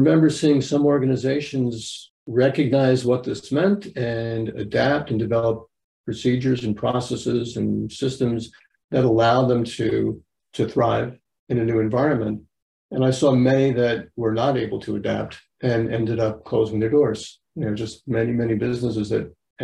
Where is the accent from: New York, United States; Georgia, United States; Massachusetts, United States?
New York, United States; I'm from New York